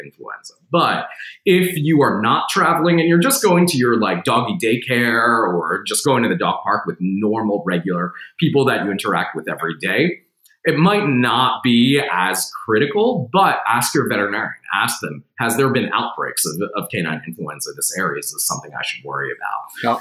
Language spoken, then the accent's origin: English; New Jersey, United States; now in Tennessee, United States; I'm from New Jersey